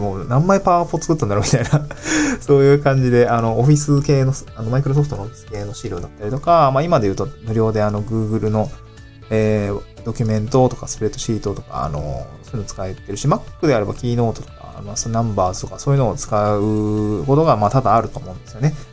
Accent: Niigata, Japan; also born or lived in Aomori / Tokyo; now in Awaji Island, Japan; 私、新潟の生まれ

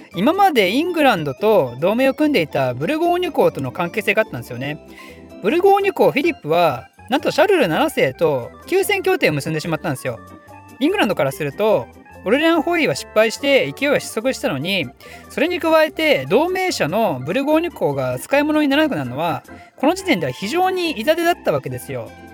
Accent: Ryugasaki, Ibaraki, Japan; moved away; 私の地元は茨城県の龍ケ崎市っていうとこなんですけど

